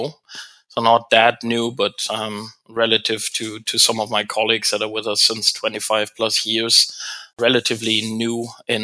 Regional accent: Germany; moved away as an adult; also born or lived in Europe / Asia; now in Canada; I'm not from North America, I'm German originally, now Canadian-German

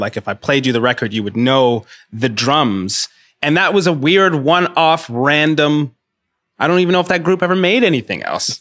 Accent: Rwanda; now in Toronto, Canada; I'm from Rwanda

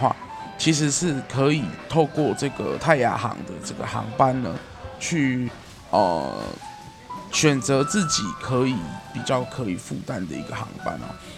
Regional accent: Kaohsiung, Taiwan; 我身为一个高雄人

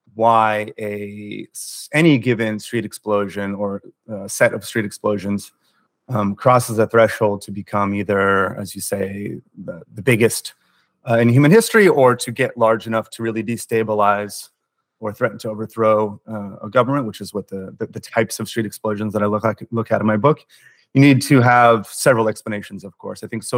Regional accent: United States; I'm a journalist from the United States

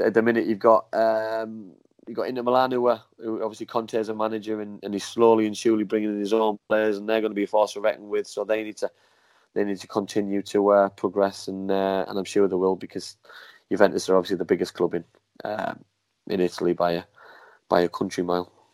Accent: England, United Kingdom; I was born in England. My mum and dad were English. You know what I mean? I'm a proud Englishman

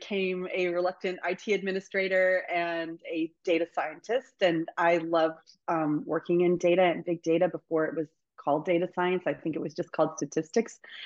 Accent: Northern Virginia, United States; moved away as an adult; now in Boston, United States; So I grew up in Northern Virginia.

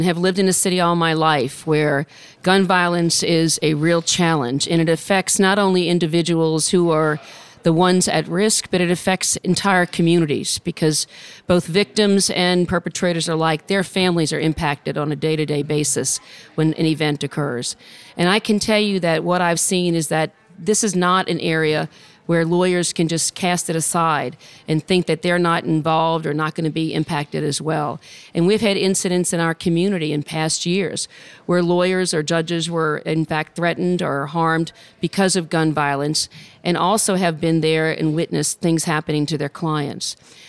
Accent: New Orleans, Louisiana, United States; I'm born and raised in New Orleans, Louisiana.

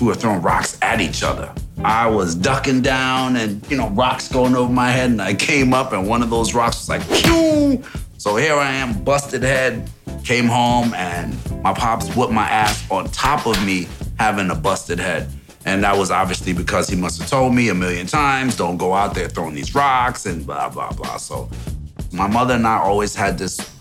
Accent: Englewood, New Jersey, United States; also born or lived in Kingston, Jamaica / Union City, New Jersey / Teaneck, New Jersey; put me into school up here in Englewood. So I was now growing up around all these white kids.

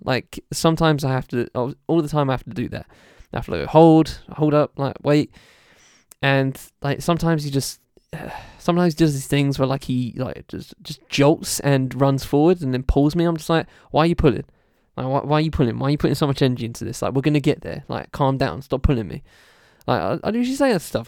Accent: Essex, East of England, United Kingdom; also born or lived in London; I was born in London. I've lived in the Southeast Essex for the rest, a whole my life

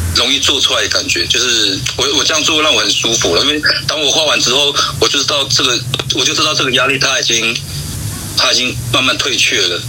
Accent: lower Luluna, Xinyi Township, Nantou County, Taiwan; 从小是在那个罗那的下面

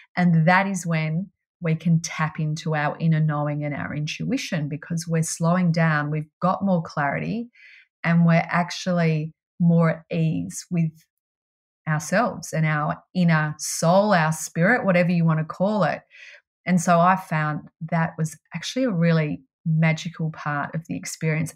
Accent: Melbourne, Victoria, Australia; I grew up in Melbourne

